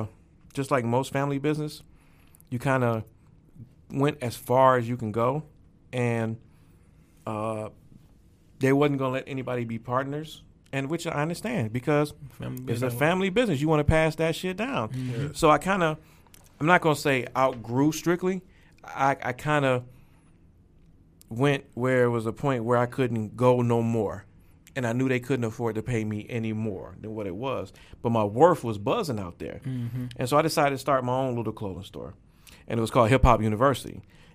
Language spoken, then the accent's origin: English; Detroit, Michigan, United States; I grew up on Grand River and Livernois right over there by McKenzie High School. And so that was in the heart of Hustle Central